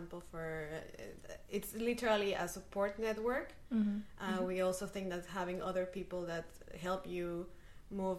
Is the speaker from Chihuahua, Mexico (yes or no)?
no; Mexico City, Mexico; moved away as an adult; now in Vienna, Austria; I come from Mexico City